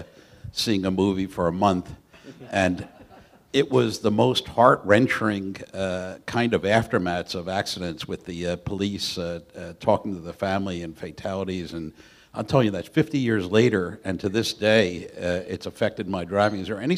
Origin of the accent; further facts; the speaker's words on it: Philadelphia, Pennsylvania, United States; now in Nevada, United States; growing up in Philadelphia 50 years ago